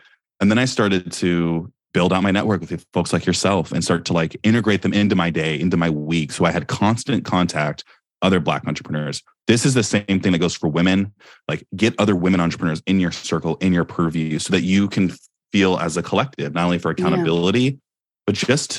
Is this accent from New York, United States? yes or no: no; Silicon Valley, California, United States; I'm from Silicon Valley